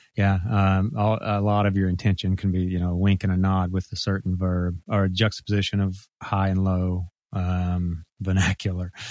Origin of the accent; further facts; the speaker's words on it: Mississippi, United States; moved away as an adult; now in Memphis, United States; grew up in Mississippi